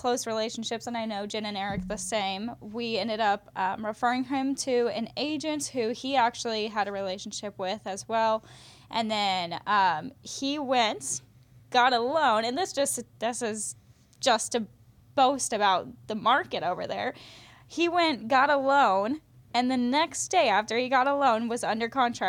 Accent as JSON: {"language": "English", "town": "Wichita", "region": "Kansas", "country": "United States", "tie": "born there", "said": "I was born in Wichita, moved around all over, so anyways, I've got a lot of family in Wichita"}